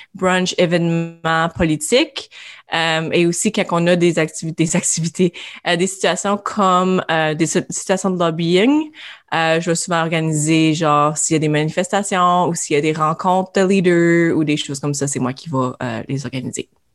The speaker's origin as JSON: {"language": "French", "town": "Iroquois Falls", "region": "Ontario", "country": "Canada", "tie": "born or raised there", "said": "Je suis originaire d'Iroquois Falls, au nord de l'Ontario."}